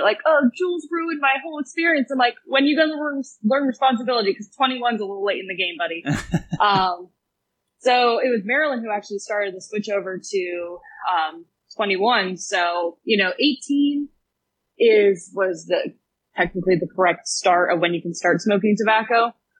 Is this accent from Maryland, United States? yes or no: yes; Ellicott City, Maryland, United States; Ellicott City, Columbia, Maryland.